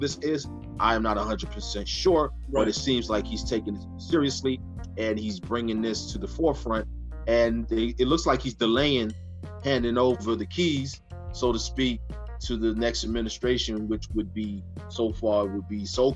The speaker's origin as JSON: {"language": "English", "region": "New York", "country": "United States", "tie": "born or raised there", "said": "from the state of New York, we grew up in New York"}